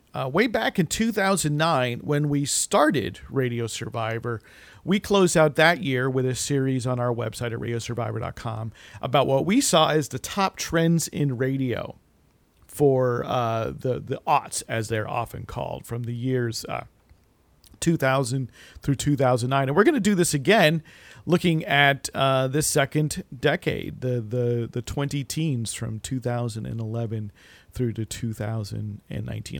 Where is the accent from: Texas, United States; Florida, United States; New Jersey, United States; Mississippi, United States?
New Jersey, United States; as a kid growing up in New Jersey in the 80s